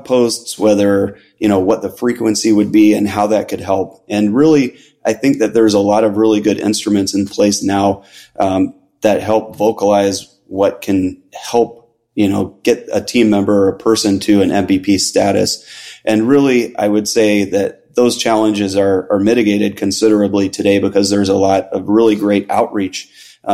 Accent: Chicago, Illinois, United States; moved away as an adult; now in Florida, United States; I'm originally from Chicago, but currently live in Florida and have for about the last 7 years now

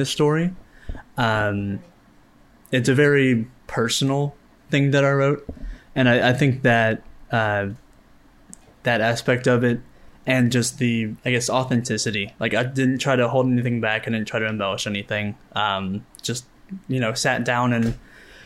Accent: Kentucky, United States; I'm from Kentucky, so I'm not on Osage land, but I am a member of the tribe

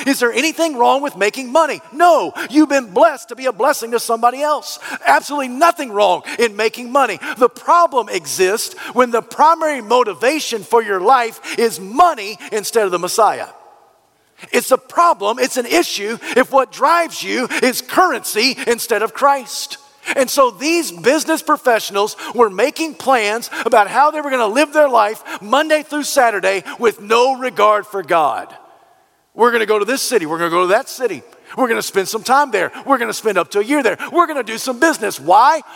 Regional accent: United States; We, as the American culture

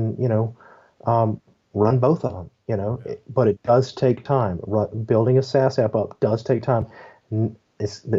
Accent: Memphis, Tennessee, United States; also born or lived in Texas; I'm from Tennessee, Memphis, Tennessee specifically.

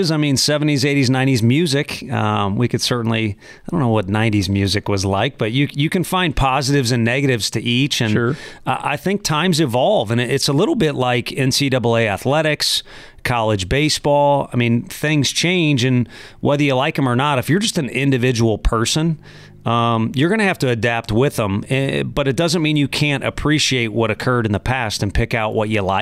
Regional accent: St. Louis, Missouri, United States; My dad's from Chicago. Um, of course, I'm from St. Louis. You have to respect the Cardinals, especially when you grow up and Whitey Herzog has his

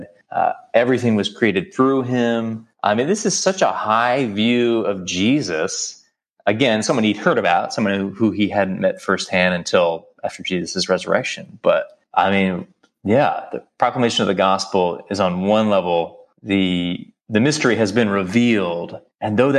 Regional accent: New York City, New York, United States; I'm from New York City

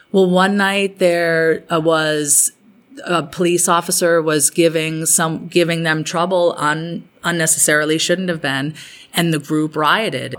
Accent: Provincetown, Massachusetts, United States; I grew up in Provincetown, and when you grow up in Provincetown, and it's all you know

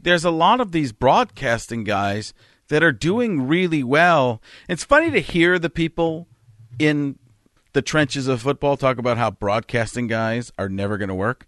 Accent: Wisconsin, United States; I grew up in Wisconsin

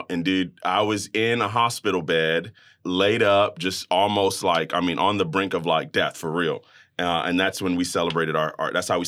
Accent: Brooklyn, New York, United States; I am Jamaican American. My family's from the island of Jamaica, so my mom and dad were born and raised, and uh, I was born in Brooklyn, New York. Go Nets, go hmm.

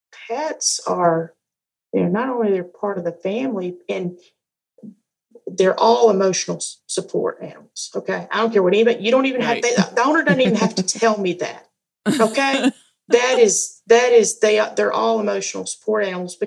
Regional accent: the South, Southern United States, United States; accent: Southern; I really try to turn my Southern accent on.

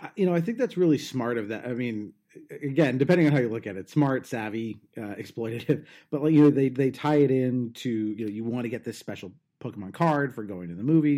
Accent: Southern California, United States; I'm from Southern California.

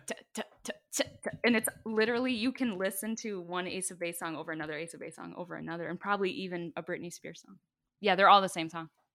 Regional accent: Bay City, United States; where I come from in Bay City, you know, band is a family

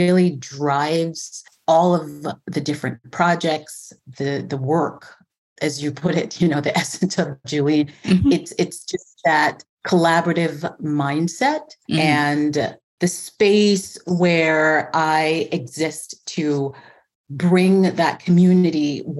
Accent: Christiansted, St. Croix, U.S. Virgin Islands; moved away as an adult; also born or lived in southeast United States; now in Minneapolis, United States; I was born Christiansted St. Croix. That's one of the U.S. Virgin Islands. I moved to the States to go to university

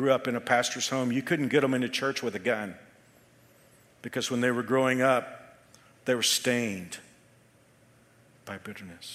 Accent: Texas, United States; being a Texan, and growing up with my grandfather who had a place in Central Texas

